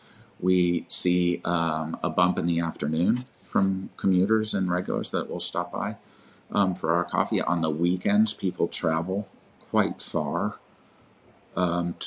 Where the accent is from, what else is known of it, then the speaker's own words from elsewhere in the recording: Manhattan Beach, California, United States; Manhattan Beach, which is my hometown